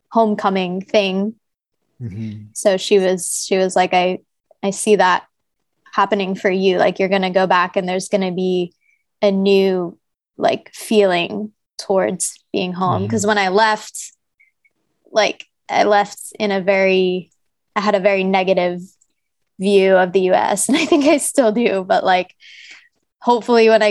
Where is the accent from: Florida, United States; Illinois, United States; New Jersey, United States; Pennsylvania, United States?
New Jersey, United States; moved away as an adult; the home that we grew up in New Jersey